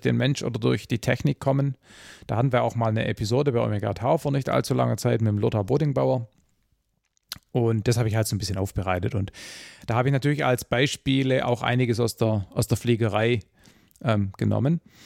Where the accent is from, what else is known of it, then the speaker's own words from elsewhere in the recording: Swabia, Baden-Württemberg, Germany; ich als Schwabe